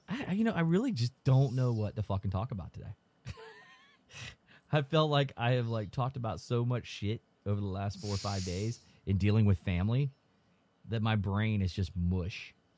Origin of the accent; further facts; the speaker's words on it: Florida, United States; we're from Florida